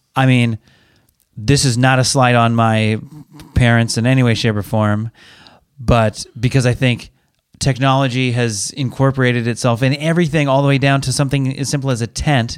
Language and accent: English; Pacific Northwest, United States; we're from the Pacific Northwest